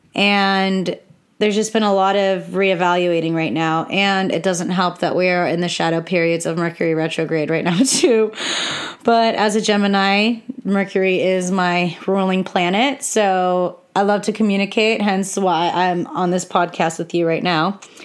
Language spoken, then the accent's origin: English; California, United States; I'm from America and I live in California and I was born on Native American soil here